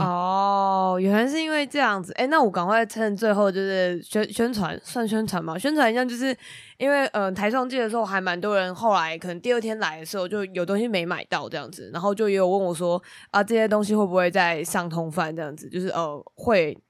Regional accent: Taiwan; 我就是那个台湾人好吗？

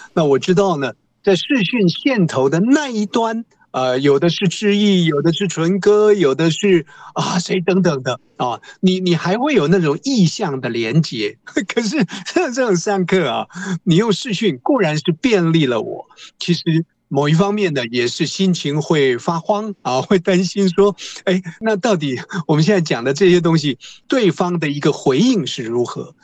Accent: Taiwan; 我们台湾话

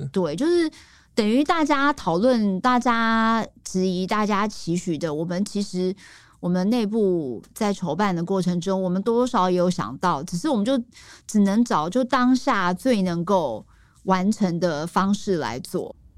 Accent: Taiwan; 我们台湾人

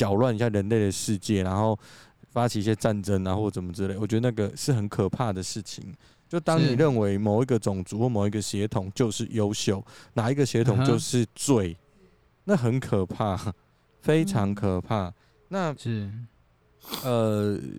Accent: Taiwan; 就是我是台湾人，我还会讲台语。

